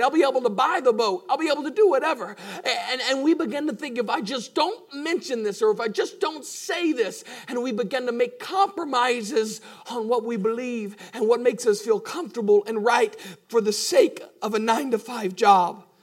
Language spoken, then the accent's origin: English; United States; we're Americans